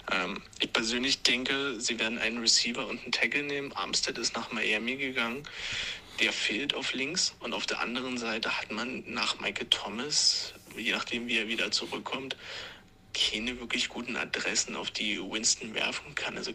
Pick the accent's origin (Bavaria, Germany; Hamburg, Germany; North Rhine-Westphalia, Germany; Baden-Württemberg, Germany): Bavaria, Germany; Regensburg; über unsere wunderschöne Oberpfalz und unseren wunderschönen Dialekt äh, geredet habt.